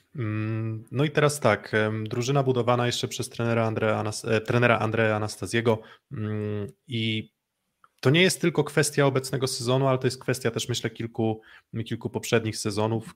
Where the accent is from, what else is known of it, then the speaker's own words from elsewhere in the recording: Olsztyn, Warmian-Masurian Voivodeship, Poland; jestem z Olsztyna